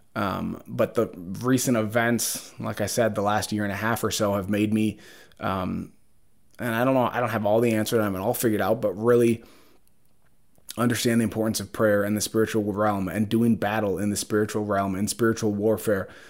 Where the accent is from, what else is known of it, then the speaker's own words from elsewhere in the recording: Brooklyn Park, Minnesota, United States; I grew up in Brooklyn Park, Brooklyn Center